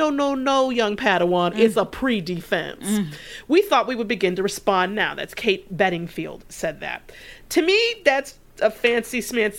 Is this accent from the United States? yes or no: yes; Detroit, Michigan, United States; moved away; I'm from Detroit, or I grew up in Detroit. My mother lives there and in the city.